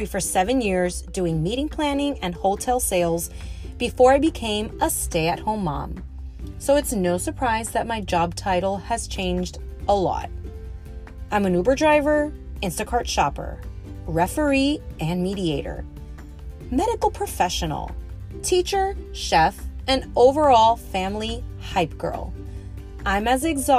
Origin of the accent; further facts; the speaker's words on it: Miami, Florida, United States; I was born and raised in Miami